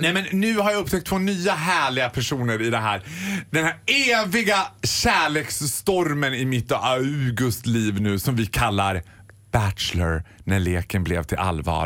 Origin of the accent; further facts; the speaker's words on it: Borlänge, Dalarna County, Sweden; also born or lived in London; Jag är från Borlänge